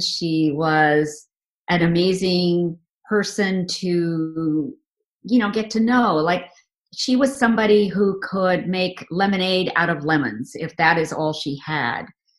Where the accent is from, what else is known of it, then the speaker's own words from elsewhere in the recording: India; We are from the very conservative part of India, you know, where people are still raised very traditionally.